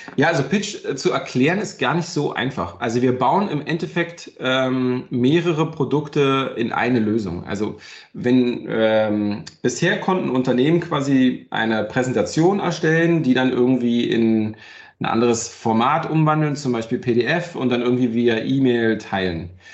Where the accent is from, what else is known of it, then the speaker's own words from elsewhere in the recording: Brandenburg an der Havel, Brandenburg, Germany; now in Berlin, Germany; ich komme ja halt aus Brandenburg, aus der Havel, ja. Wir hatten damals nicht viel, äh, weder im Osten noch nach der, nach der Wende